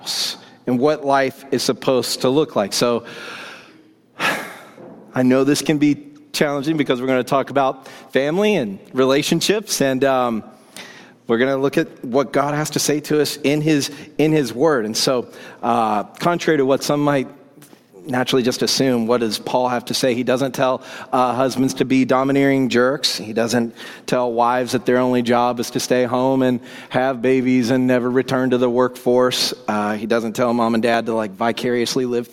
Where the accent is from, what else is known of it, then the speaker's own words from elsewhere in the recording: Woodstock, Georgia, United States; moved away as an adult; also born or lived in London; now in Seattle, United States; I grew up in Woodstock, Georgia